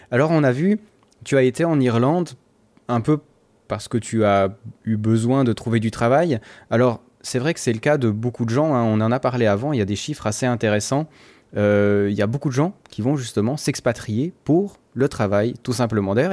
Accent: France; En tant que Français

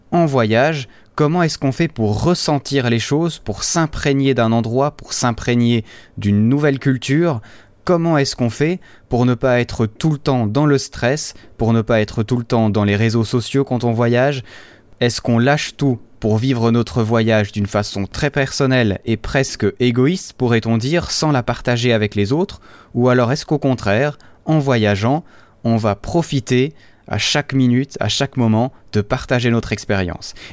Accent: Switzerland; Je ne sais pas chez vous, mais chez nous en Suisse, il commence à faire de plus en plus beau.

